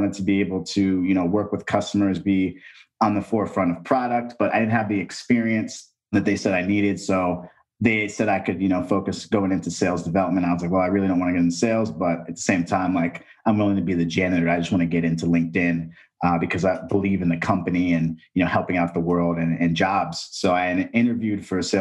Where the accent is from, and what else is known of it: Texas, United States; also born or lived in East Coast